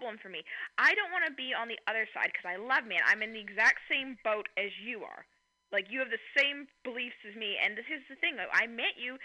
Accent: Canada; I'm Canadian

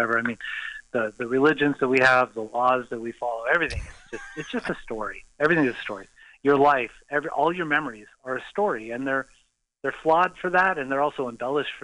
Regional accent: Los Angeles, California, United States; also born or lived in Valencia, California / Sherman Oaks / North Hollywood; I grew up in L.A., Southern California

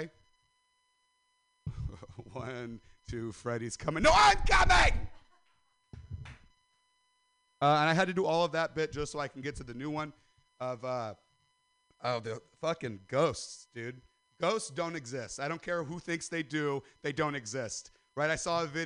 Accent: Stockton, California, United States; I'm from Stockton

